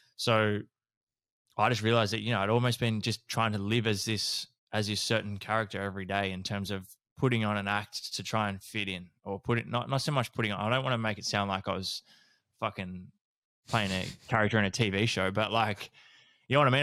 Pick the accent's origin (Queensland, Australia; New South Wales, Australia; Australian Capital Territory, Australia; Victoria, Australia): Victoria, Australia; Horsham; growing up in Horsham in, um, country Victoria